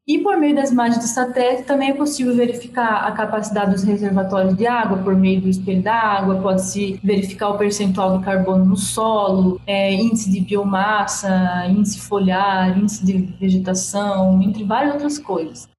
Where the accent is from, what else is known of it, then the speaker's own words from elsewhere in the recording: Paraná, Brazil; now in Brazilian semi-arid region; eu sou do Paraná, estou há pouco tempo na região